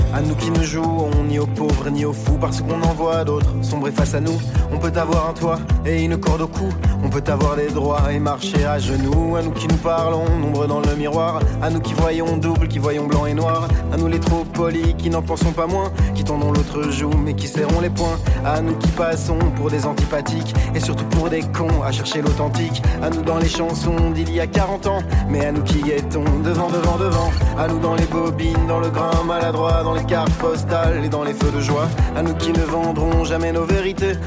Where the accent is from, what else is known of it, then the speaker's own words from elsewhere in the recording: Brussels, Brussels-Capital Region, Belgium; c'est ma ville natale.